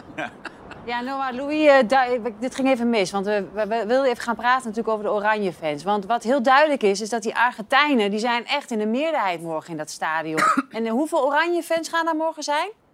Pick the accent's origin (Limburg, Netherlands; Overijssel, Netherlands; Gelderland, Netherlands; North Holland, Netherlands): Overijssel, Netherlands; Twente; Ik ben een tukker en ik woon ja. Eh, eh, echt, ik ben echt opgegroeid aan de Duitse grens